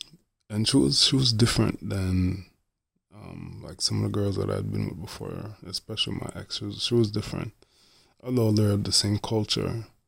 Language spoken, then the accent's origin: English; Jamaica; And me being a Jamaican man, by the way, she's Haitian.